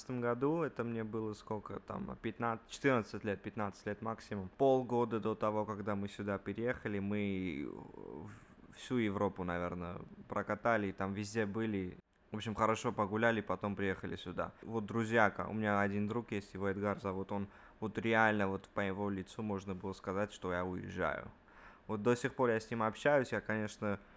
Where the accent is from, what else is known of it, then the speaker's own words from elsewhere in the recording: Armenia; now in United States; Мы приехали, официально приехали из Армении но мы вообще сюда не, не даже не хотели приезжать, но так получилась такая жизненная ситуация, что так надо было.